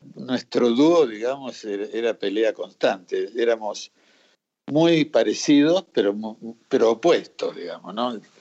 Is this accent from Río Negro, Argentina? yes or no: yes; Río Negro, Argentina; moved away; also born or lived in Colombia; yo me crié en Río Negro